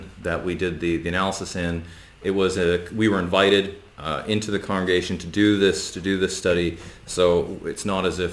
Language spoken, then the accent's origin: English; West Coast of Canada, Canada; I grew up in Canada on the West Coast